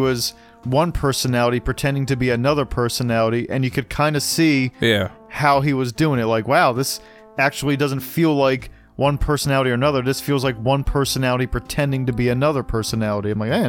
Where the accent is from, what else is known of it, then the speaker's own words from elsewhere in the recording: Bucks County, Pennsylvania, United States; we're from Bucks County.